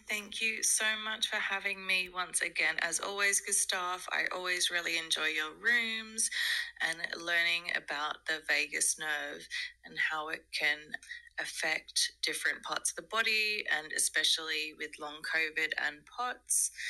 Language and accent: English; Australia; now in South Africa; I am Australian, but I live in South Africa.